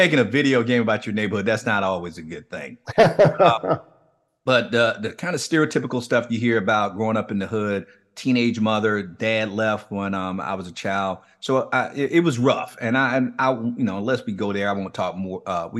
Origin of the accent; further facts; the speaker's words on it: Miami, Florida, United States; And for those who are not familiar with the city where I grew up in Liberty City, if they've never even been to Miami, they've probably heard of it because we're somewhat notorious.